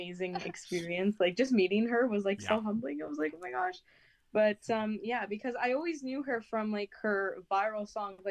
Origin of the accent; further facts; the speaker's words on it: Toronto, Ontario, Canada; I'm from Canada